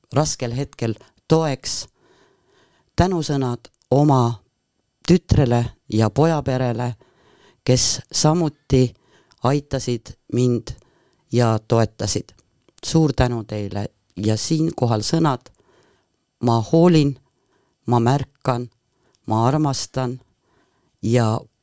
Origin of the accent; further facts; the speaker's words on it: Põltsamaa, Jõgeva County, Estonia; see linn, kus ma sündisin, kus ma kasvasin, on just Põltsamaa